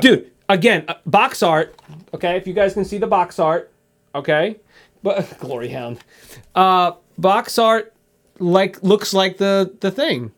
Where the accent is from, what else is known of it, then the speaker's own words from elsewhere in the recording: United States; I'm American